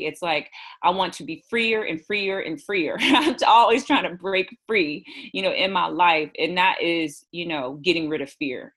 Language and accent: English; Houston, Texas, United States; I'm from Houston. I grew up in Houston and I live here now.